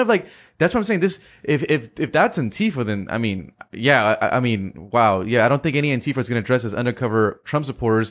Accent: California, United States; growing up in California

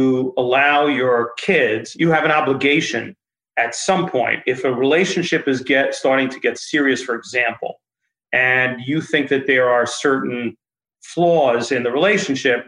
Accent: Westchester, New York, United States; when I was growing up in Westchester

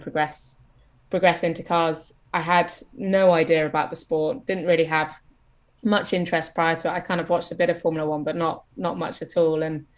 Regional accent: Isle of Man; moved away; also born or lived in England; growing up on the Isle of Man

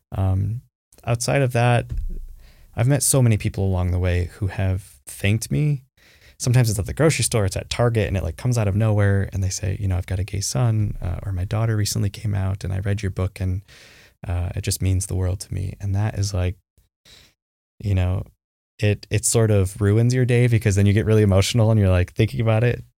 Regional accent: Traverse City, Michigan, United States; I grew up in Traverse City, Michigan, cherry capital of the world

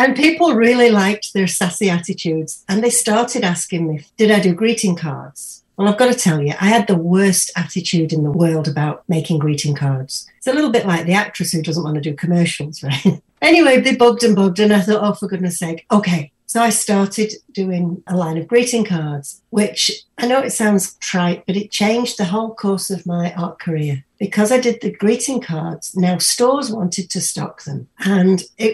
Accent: United Kingdom; now in Edmonton, Canada; I'm British. Can you not tell by the voice?

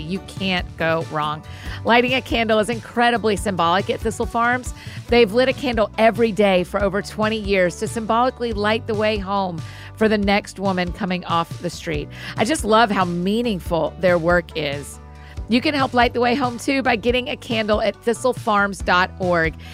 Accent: Georgia, United States; also born or lived in Scotland; I grew up in Georgia.

